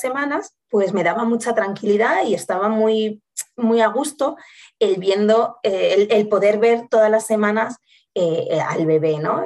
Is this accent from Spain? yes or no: yes; Salamanca, Castile and León, Spain; moved away as an adult; now in Madrid, Spain; yo soy de Salamanca, pero llevo viviendo en Madrid eh, como 13 años